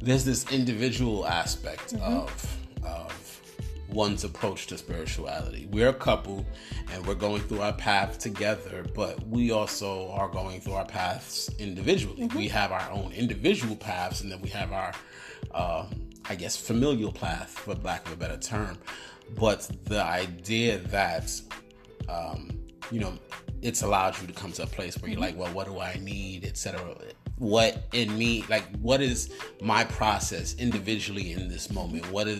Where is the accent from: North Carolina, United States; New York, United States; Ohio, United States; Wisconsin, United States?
New York, United States; New York City; I'm a dude from the hood. I'm from New York City